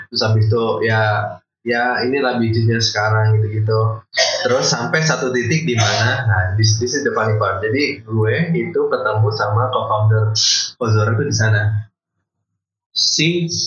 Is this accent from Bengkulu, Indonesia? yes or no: yes; Bengkulu, Indonesia; also born or lived in Bandar Lampung / Palembang / Depok; SMP SMA semuanya di Bengkulu